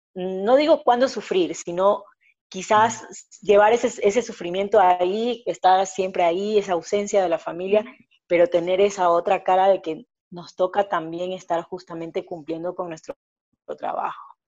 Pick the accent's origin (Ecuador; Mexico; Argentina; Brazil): Ecuador; lo que verdaderamente somos los ecuatorianos